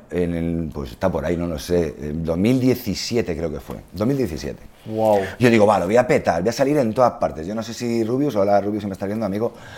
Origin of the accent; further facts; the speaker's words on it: Spain; somos españoles